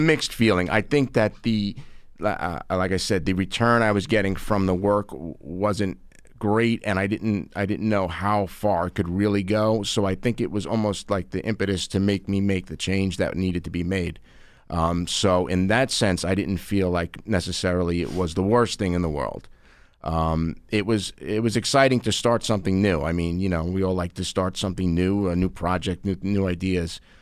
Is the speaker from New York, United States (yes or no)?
yes; Long Island, New York, United States; I'm an attorney from Long Island